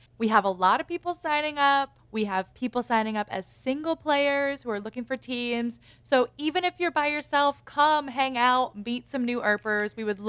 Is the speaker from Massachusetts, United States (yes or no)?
yes; Boston, Massachusetts, United States; accent: Boston; I can do it because I'm from Boston, okay?